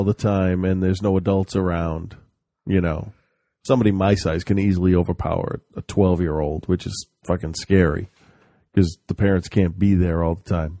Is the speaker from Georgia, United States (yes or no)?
no; Pennsylvania, United States; my home state